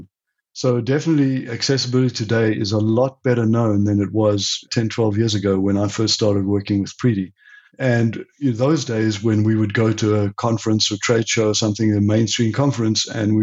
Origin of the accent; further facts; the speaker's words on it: South Africa; also born or lived in Europe; now in United States; I'm originally from South Africa, and I left South Africa in the late 80s and went to Europe